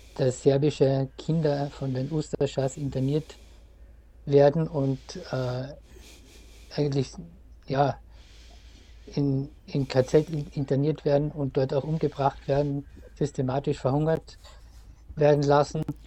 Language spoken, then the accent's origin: German; Wolfsberg, Carinthia, Austria; Wolfsberg, wo ich aufgewachsen bin, in Kärnten